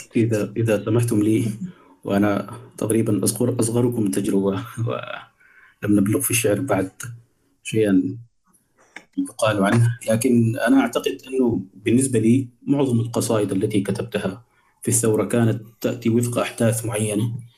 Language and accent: Arabic; Sudan; عندنا في السودان